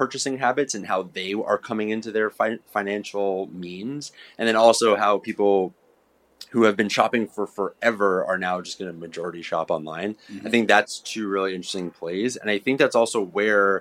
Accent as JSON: {"language": "English", "country": "United States", "said": "the US because that's mm-hmm. also where I'm from"}